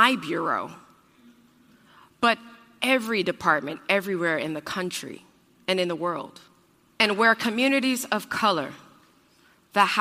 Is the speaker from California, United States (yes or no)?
yes; Oakland, California, United States; now in Portland, United States; I'm from Oakland, California